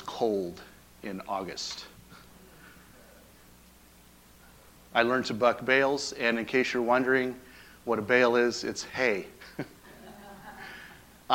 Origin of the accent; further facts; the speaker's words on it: Acme, Washington, United States; now in Paradise, United States; I am from Washington State. I grew up in a little town called Acme